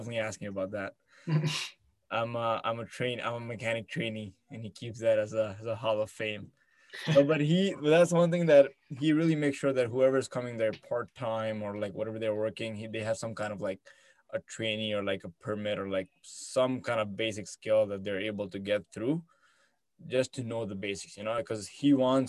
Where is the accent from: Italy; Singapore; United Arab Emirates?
United Arab Emirates; Abu Dhabi; also born or lived in India / Canada; now in Michigan, United States; I'm from Abu Dhabi